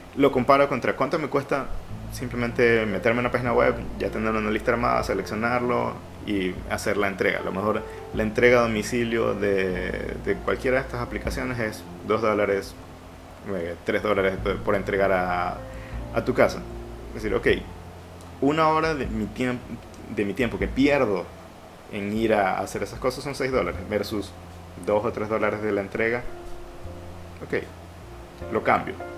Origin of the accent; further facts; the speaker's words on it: Ecuador; como ecuatorianos